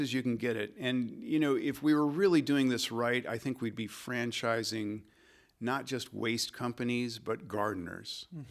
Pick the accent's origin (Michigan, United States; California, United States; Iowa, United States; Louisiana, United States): Michigan, United States; This is in the Midwest. I grew up in Michigan